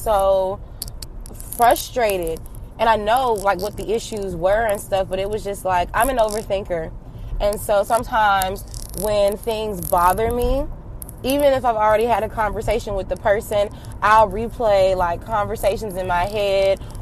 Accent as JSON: {"language": "English", "town": "Atlanta", "region": "Georgia", "country": "United States", "tie": "born or raised there", "moved": "yes", "lives_now": "Florida, United States", "said": "I'm from Atlanta"}